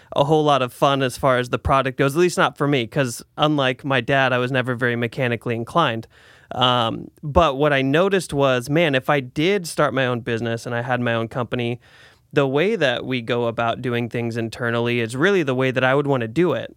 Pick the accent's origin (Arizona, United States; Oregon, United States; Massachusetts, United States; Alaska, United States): Oregon, United States; Salem; also born or lived in Portland; I moved back to Salem from Portland, I was up there for about eight years